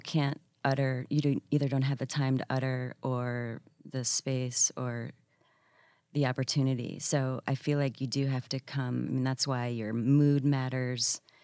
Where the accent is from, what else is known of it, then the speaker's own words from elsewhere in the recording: Syracuse, New York, United States; also born or lived in San Francisco / Washington, D.C.; now in New York, United States; I was raised outside of Syracuse